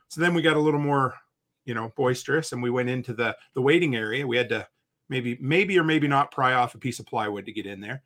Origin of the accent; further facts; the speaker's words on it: Nova Scotia, Canada; moved away as an adult; where I grew up on the East Coast, Nova Scotia